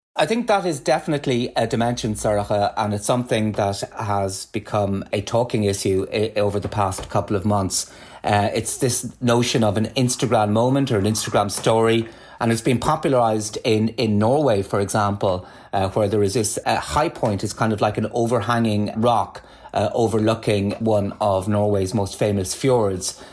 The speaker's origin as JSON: {"language": "English", "town": "Galway", "region": "Connacht", "country": "Ireland", "tie": "born or raised there", "said": "I grew up in Galway"}